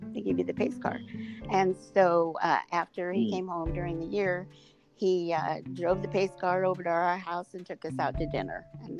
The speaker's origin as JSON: {"language": "English", "town": "Indianapolis", "region": "Indiana", "country": "United States", "tie": "born or raised there", "said": "My favorite, though, in Indianapolis and growing up around the Unsers and a lot of famous race drivers, but Parnelli Jones was it for me."}